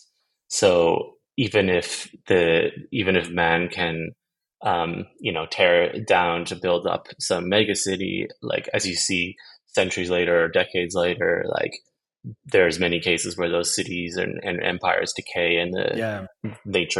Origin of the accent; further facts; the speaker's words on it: Vancouver, British Columbia, Canada; moved away as an adult; also born or lived in Amsterdam, Netherlands; now in Stockholm, Sweden; I was born in Amsterdam in the Netherlands, and then I moved to Canada when I was about 2 years old, and lived different places across the country, mostly was raised on Vancouver Island and Vancouver